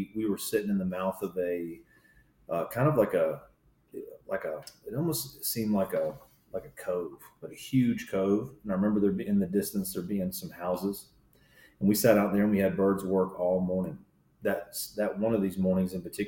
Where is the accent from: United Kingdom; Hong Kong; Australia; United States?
United States; Raleigh, North Carolina; I was born and raised in or around Raleigh, North Carolina